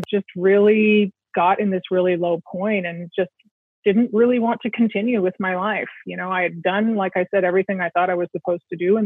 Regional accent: Pacific Northwest, United States; also born or lived in Silicon Valley; I grew up in the Pacific Northwest

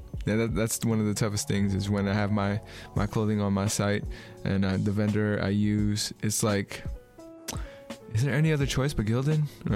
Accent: Bay Area, California, United States; I'm from out here, and I haven't heard Bip used, but yeah, I'm 32

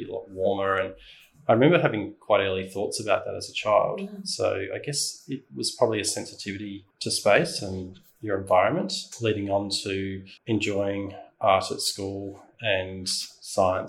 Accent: south of Adelaide, South Australia, Australia; It was out about 40 minutes drive south of CBD Adelaide in South Australia.

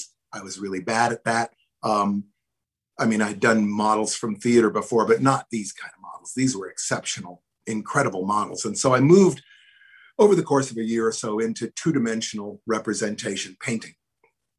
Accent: Hawaiian Islands, United States; moved away; I grew up in the tropics. I grew up in the Hawaiian Islands.

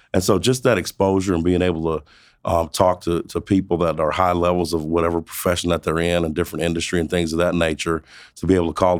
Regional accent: Protection, Kansas, United States; also born or lived in Montgomery, Alabama; now in Wichita, United States; I was born in Montgomery, Alabama. Lived there the first 10 years of my life. My parents split. Uh, we ended up moving back to my mother's hometown, which is Protection, Kansas

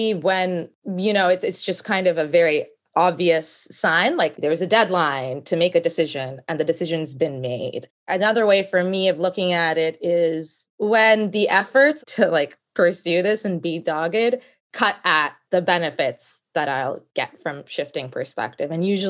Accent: Canada; also born or lived in United States; I grew up in Canada, went to undergrad in Toronto and went to law school and then worked for quite a few years in the States, mainly on the East Coast

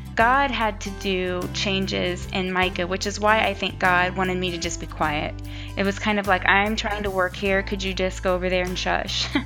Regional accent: Ohio, United States; I grew up here in Ohio

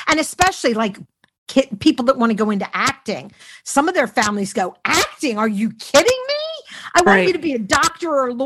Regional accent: Philadelphia, Pennsylvania, United States; moved away; I grew up in Philly. He could hear the accent

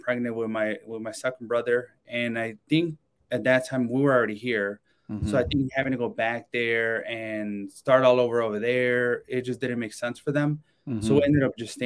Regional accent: Chicago, Illinois, United States; also born or lived in Mexico City, Mexico; I grew up in the South Side neighborhood of Chicago. It's called Pilsen

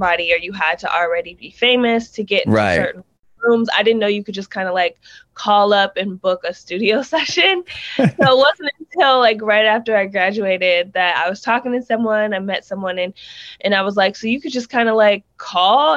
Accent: Chino Hills, California, United States; also born or lived in Georgia / New Jersey / Los Angeles; Originally from Chino Hills. Currently live

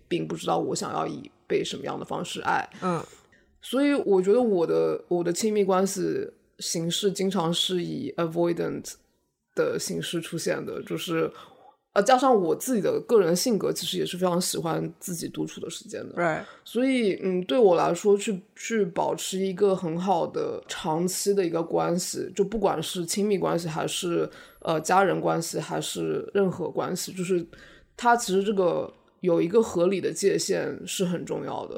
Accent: China; now in New York, United States; 从我们在中国家庭长大

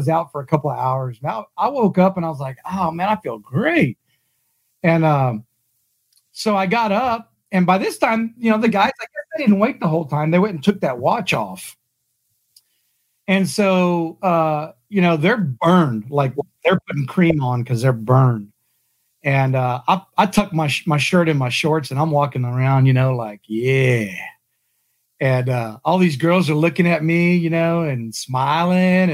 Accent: South Texas, United States; I grew up in South Texas

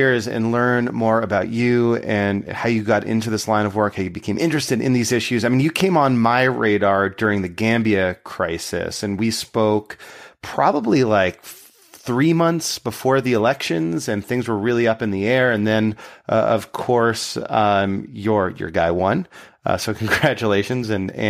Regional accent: Connecticut, United States; I too was born in a state called Connecticut.

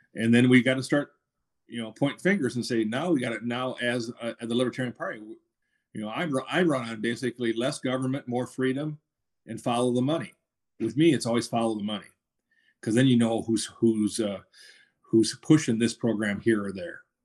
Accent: Minnesota, United States; now in Georgia, United States; I'm from, I was from Minnesota

